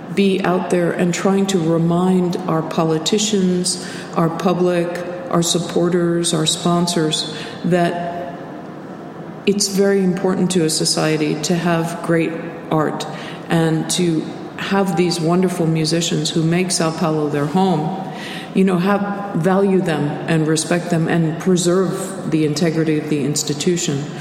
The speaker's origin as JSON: {"language": "English", "country": "United States", "said": "being American"}